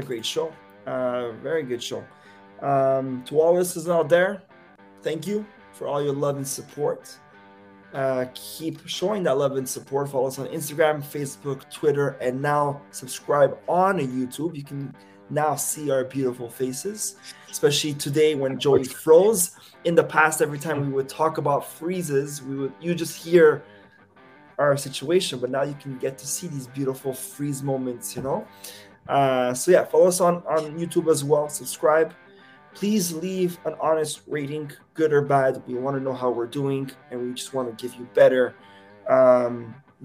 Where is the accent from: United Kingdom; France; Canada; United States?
Canada; I'm Canadian.